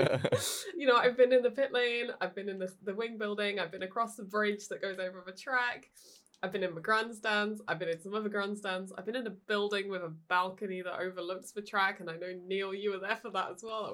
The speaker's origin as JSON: {"language": "English", "country": "United Kingdom", "said": "Being British, it's my home track."}